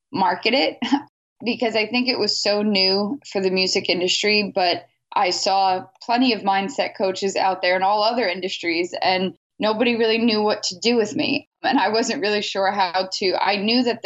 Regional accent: New York City, New York, United States; I'm born and raised in New York City

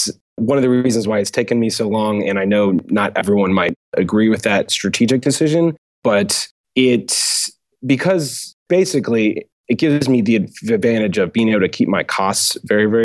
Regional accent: United States; also born or lived in Auckland, New Zealand; I'm an American.

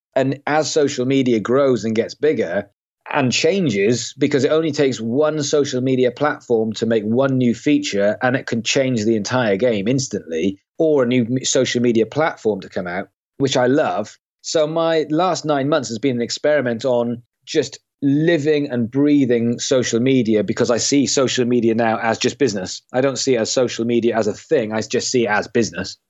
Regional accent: Swansea, Wales, United Kingdom; I come from a, a city in Wales called Swansea. So I grew up in Swansea.

